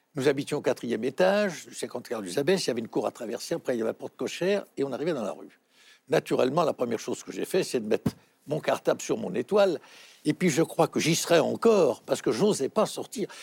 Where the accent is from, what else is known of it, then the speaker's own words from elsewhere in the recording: Paris, Île-de-France, France; à l'école de la rue Le Pic, puisque vous le savez, je suis né à Montmartre